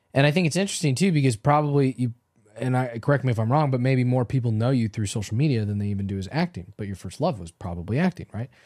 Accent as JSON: {"language": "English", "town": "Los Angeles", "region": "California", "country": "United States", "tie": "born or raised there", "said": "I grew up in Los Angeles, so I grew up watching car chases"}